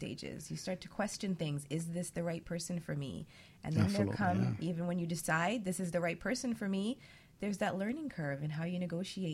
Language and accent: English; New York City, New York, United States; I lived in Brooklyn, but I went to school in Queens